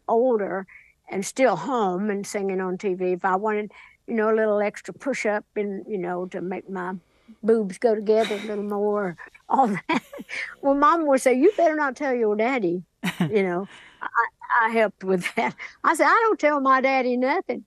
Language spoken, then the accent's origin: English; Sevier County, Tennessee, United States; back home in Sevier County, Tennessee, my hometown